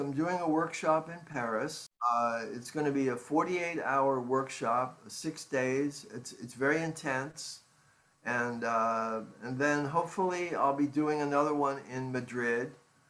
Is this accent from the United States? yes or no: no; Ireland; Because we grew up in Ireland, you know